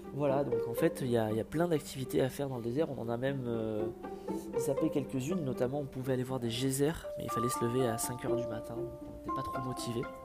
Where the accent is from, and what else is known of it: France